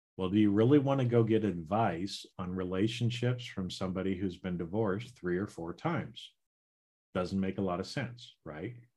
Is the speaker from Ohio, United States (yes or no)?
no; Idaho, United States; now in California, United States; So right now I live in California and I grew up in Idaho